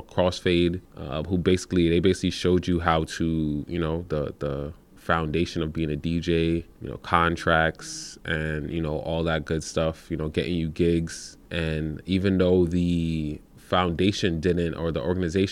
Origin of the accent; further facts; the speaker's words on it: New York City, New York, United States; moved away as an adult; also born or lived in Troy, New York; now in Albany area, United States; I was born in Brooklyn, New York